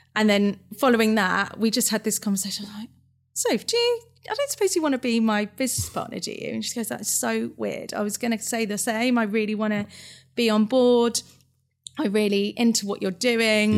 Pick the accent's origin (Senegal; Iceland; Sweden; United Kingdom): United Kingdom; Fleet, South East England; I'm from Hampshire. Yeah. A place called Fleet.